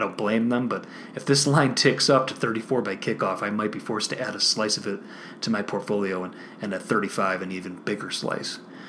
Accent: Chicago, Illinois, United States; my hometown Chicago Bears.

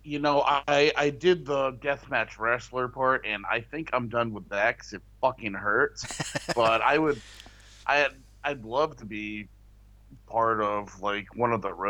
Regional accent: United States; us in America, we only care about ourselves

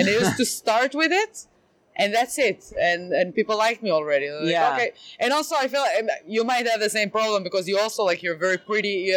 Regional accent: Israel; English is a second language; now in Boston, United States; I'm from Israel and I'm living the American dream

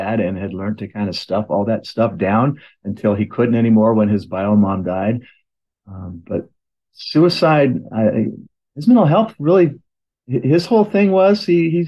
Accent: Oregon City, Oregon, United States; I was born in Oregon City, Oregon, in a hospital that's no longer exists

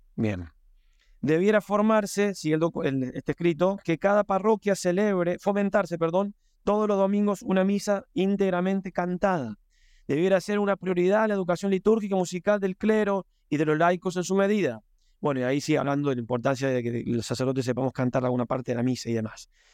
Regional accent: Argentina; moved away; yo también vengo de Argentina

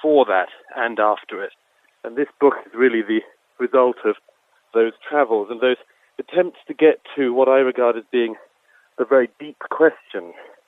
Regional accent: United Kingdom; I'm from Britain, as you can tell

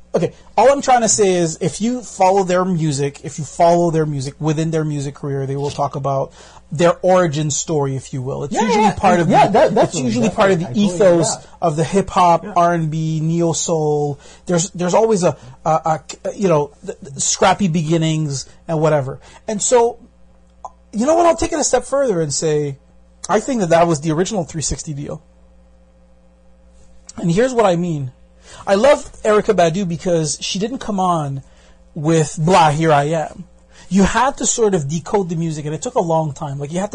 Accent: Brooklyn, New York, United States; I come from Brooklyn.

